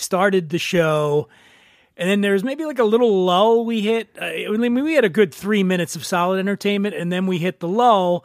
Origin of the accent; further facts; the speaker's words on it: East Coast, United States; now in California, United States; I'm from the East Coast